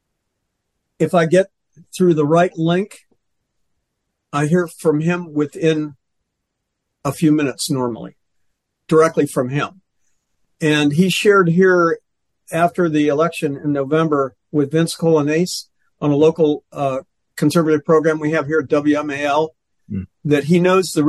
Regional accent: Montgomery County, just outside Washington, D.C., Maryland, United States; where I grew up here just outside of Washington, D.C. in Montgomery County

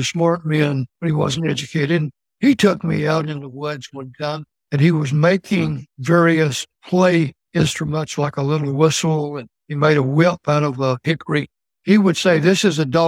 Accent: Alabama, United States; moved away as an adult; also born or lived in Maryland / Germany; now in Canton, United States; growing up in Alabama

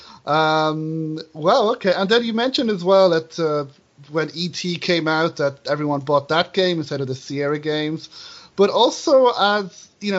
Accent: Ireland; I'm from Ireland

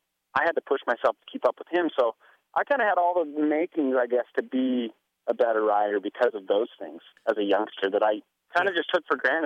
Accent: Kent, Washington, United States; In Kent, Washington.

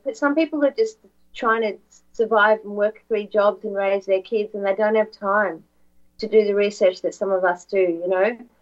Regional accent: Australia; Yes, I'm, I am from Australia.

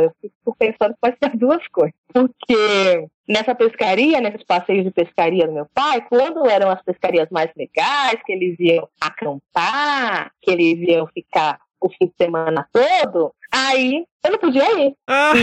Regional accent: São Paulo, Brazil; moved away as an adult; also born or lived in Teodoro Sampaio / Capão Bonito; ali da periferia de São Paulo, da zona sul de São Paulo, uma região periférica. Cresci ali, passei minha infância em São Paulo

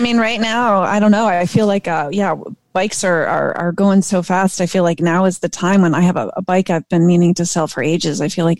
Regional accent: Palmyra, New York, United States; I grew up near in Palmyra, New York.

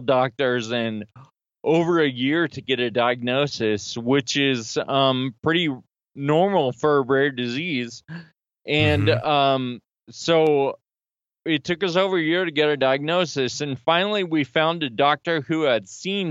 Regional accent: Sacramento, California, United States; now in Philadelphia, United States; I'm from Sacramento, California, but I live right outside of Philly now

